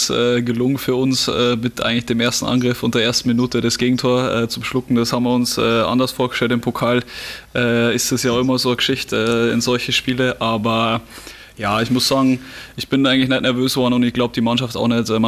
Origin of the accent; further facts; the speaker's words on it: Bavaria, Germany; moved away; ja, das wird immer meine Heimat sein und immer ähm, ja, was ganz was Besonderes, auch wenn ich jetzt schon wirklich lang weg bin. Ja, eigentlich fast äh, die Hälfte von meinem ganzen Leben bin ich, bin ich schon weg. Ja, sehr kleiner Ort